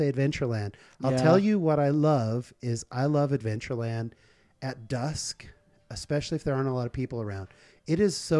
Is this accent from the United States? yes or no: yes; Northern California, United States; I grew up in Northern California.